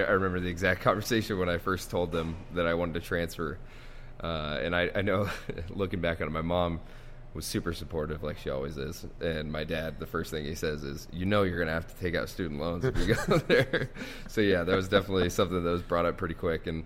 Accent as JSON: {"language": "English", "town": "Spokane", "region": "Washington", "country": "United States", "tie": "born or raised there", "said": "growing up in Spokane, I mean, you're hour 15, hour and 30 minutes from Washington State. So obviously that was that was our hometown team."}